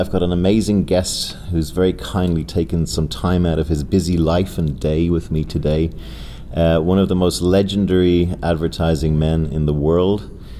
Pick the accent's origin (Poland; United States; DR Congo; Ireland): Ireland; accent: Irish; with my Irish accent